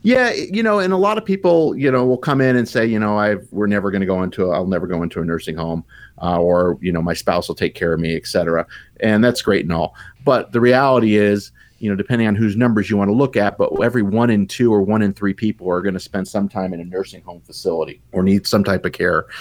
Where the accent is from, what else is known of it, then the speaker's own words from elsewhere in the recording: Tucson, Arizona, United States; I'm based here in Tucson. I'm from Tucson.